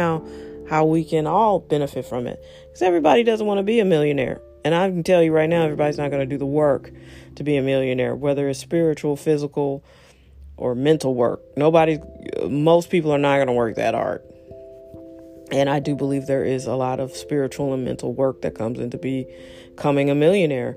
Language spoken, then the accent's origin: English; St. Louis, Missouri, United States; I'm American in the most American city of St. Louis.